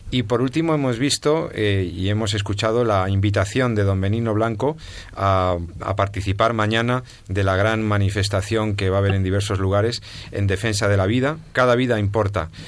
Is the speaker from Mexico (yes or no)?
no; Spain; como ciudadano español